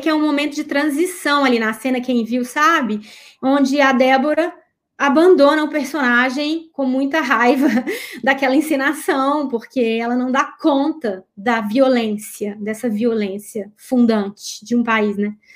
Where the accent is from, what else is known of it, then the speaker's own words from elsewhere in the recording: Minas Gerais, Brazil; Eu sou de Minas